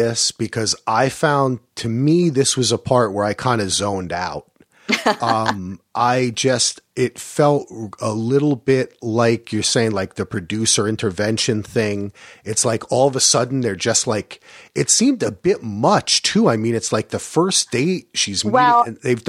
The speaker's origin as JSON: {"language": "English", "region": "New Jersey", "country": "United States", "said": "They say Giudice, but see, I'm from Jersey, so I would say Giudice."}